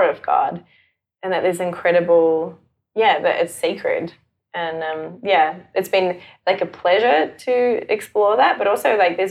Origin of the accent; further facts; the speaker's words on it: Johannesburg, Gauteng, South Africa; also born or lived in Auckland, New Zealand; now in Melbourne, Australia; I grew up in Johannesburg in South Africa with a really, like, super loving family, a very Christian family. And I went to Christian school and then we moved to New Zealand and to Auckland